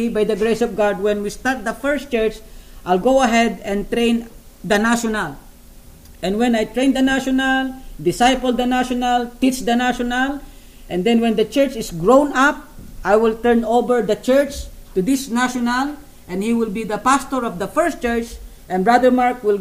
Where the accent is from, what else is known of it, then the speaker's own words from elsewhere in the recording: Philippines; I'm a Filipino.